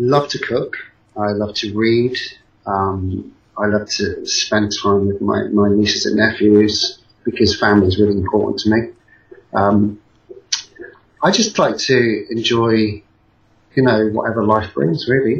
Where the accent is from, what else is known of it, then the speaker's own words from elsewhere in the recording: Salisbury, South West England, United Kingdom; It's in my hometown